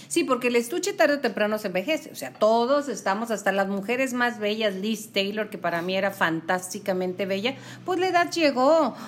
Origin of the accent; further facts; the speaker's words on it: Mexico; somos mexicanos, a mucha honra y que además estamos transmitiendo desde aquí, desde Chihuahua, Chihuahua